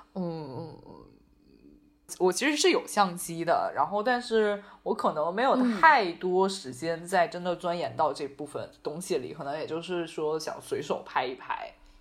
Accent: Beijing, China; 我是北京人，我就只会北京麻将

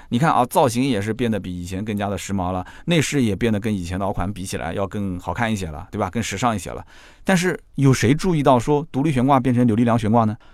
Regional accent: China; 我们中国人

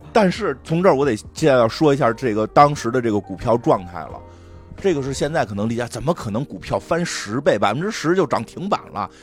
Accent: Beijing, China; 咱们北京这边有流行那个用水龙头滴水

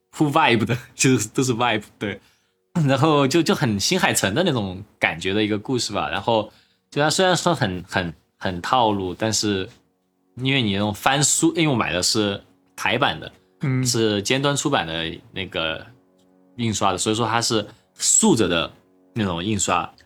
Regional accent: southern China, China; accent: southern Mandarin; now in United States; 不太好的南方普通画家，像语法错误的英文，这就是我的一个语言的组成

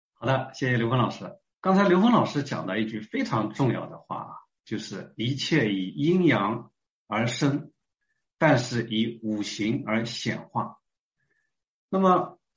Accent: China; 我们是中国人啊

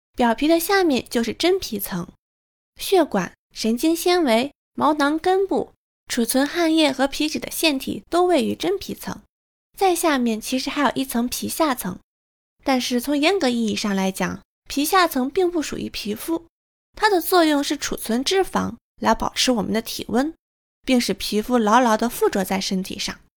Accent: northern China, China; moved away; 身为北方人

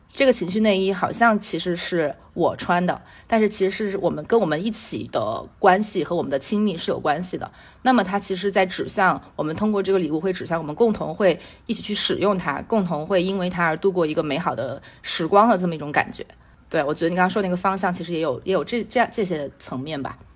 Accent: Sichuan, China; accent: Sichuanese; 我们四川话是考一榜，忙死一榜

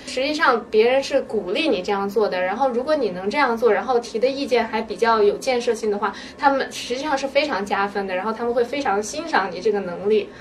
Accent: China; now in United States; 我们中国人

